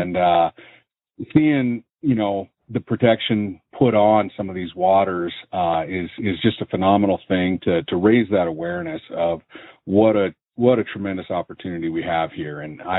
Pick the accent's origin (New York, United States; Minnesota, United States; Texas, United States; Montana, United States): Montana, United States; growing up in Montana